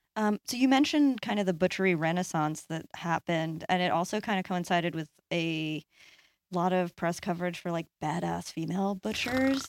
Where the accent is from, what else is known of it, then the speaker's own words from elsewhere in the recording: Long Island, New York, United States; I'm from Long Island